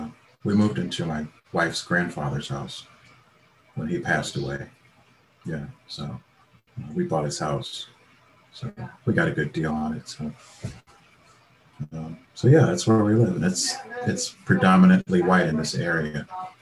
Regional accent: Cleveland, Ohio, United States; I'm from Cleveland, Ohio. I was born in Cleveland, Ohio, on the east side of Cleveland, Ohio.

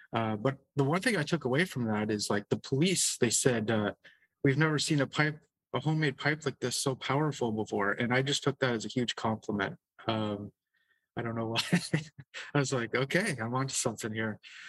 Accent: Michigan, United States; born there; I was born in Michigan to Canadian parents, and my dad is a minister, Protestant minister. So we were basically roaming around the United States.

